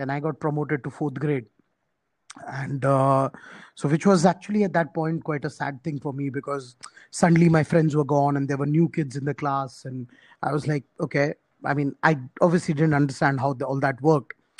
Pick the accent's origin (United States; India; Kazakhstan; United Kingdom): India; small town three hours from Mumbai, Maharashtra; I was born in Mumbai, uh, which is obviously one of the major cities in India. But uh, my parents, uh, you know, were actually hailed from a small town, uh, which is about uh, three hours drive from Mumbai